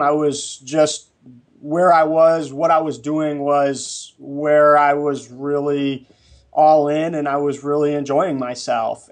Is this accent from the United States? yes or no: yes; New England, United States; moved away as an adult; also born or lived in Bakersfield; now in Los Angeles, United States; I grew up in New England